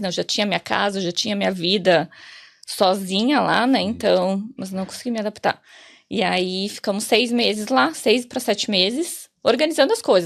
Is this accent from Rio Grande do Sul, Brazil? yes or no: yes; Porto Alegre, Rio Grande do Sul, Brazil; moved away as an adult; now in Ireland; Eu saí de Porto Alegre, eu cheguei em janeiro, janeiro de 2018.